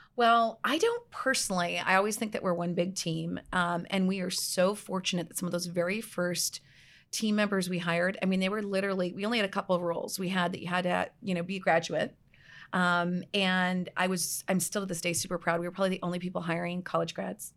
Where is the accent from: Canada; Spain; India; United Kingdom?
Canada; outside of Toronto, Ontario; moved away as an adult; also born or lived in British Columbia, Canada; now in Scottsdale, United States; outside of Toronto